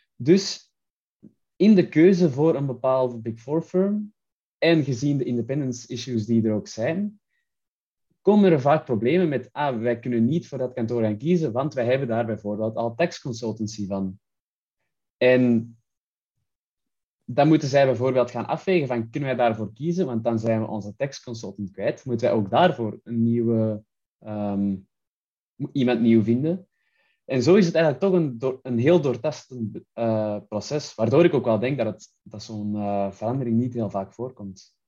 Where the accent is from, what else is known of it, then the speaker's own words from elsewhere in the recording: Antwerp, Flanders, Belgium; Ik kwam uit Antwerpen in België. Ik heb daar ook gestudeerd